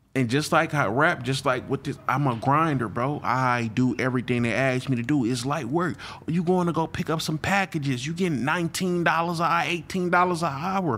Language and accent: English; Flint, Michigan, United States; moved away as an adult; now in Houston, United States; I'm from Flint, Michigan